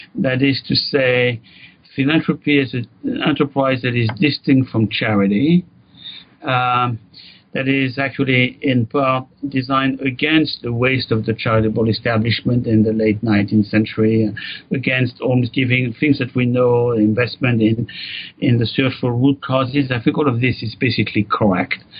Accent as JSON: {"language": "English", "country": "France", "tie": "born or raised there", "moved": "as an adult", "lives_now": "United States", "said": "grew up in France"}